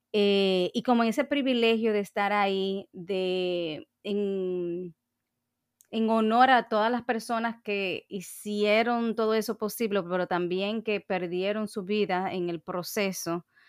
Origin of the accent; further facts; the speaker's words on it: Dominican Republic; yo misma como dominicana